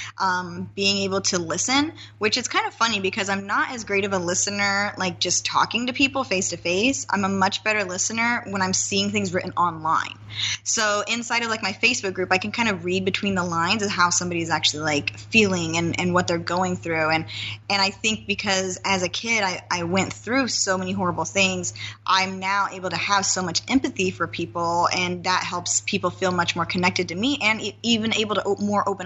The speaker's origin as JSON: {"language": "English", "town": "Nampa", "region": "Idaho", "country": "United States", "tie": "born or raised there", "moved": "yes", "said": "I come from a small town. I come from Nampa, Idaho."}